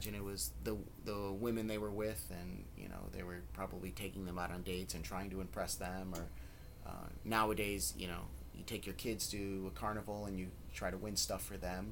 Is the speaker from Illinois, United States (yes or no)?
yes; Chicago, Illinois, United States; Lisa and myself are both born and raised in Chicago